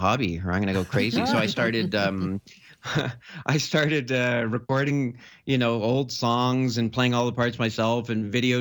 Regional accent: Canada; also born or lived in France / Barcelona; I mostly grew up in Canada

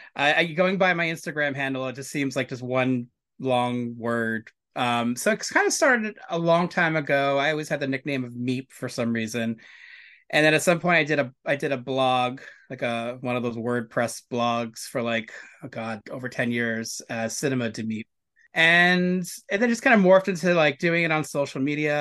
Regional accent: New York City, New York, United States; I grew up in New York City. I was, I was pretty much raised in Hell's Kitchen and Benson Hurst, Brooklyn

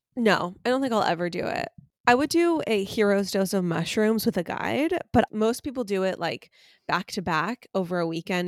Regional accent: United States; I'm an American

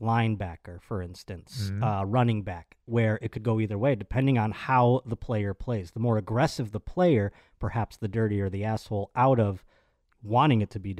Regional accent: Buffalo, New York, United States; moved away as an adult; now in Los Angeles, United States; Back where I'm from Buffalo

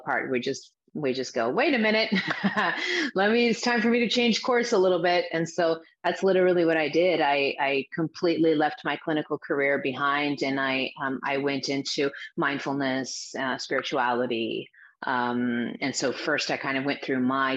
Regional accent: Azores, Portugal; now in United States; I grew up in the Azores Islands. My parents are Portuguese, but they're from the Azores Islands, which are these remote islands in the middle of the Atlantic, but they belong to Portugal. So I grew up there. I was born in the U.S., but I grew up there.

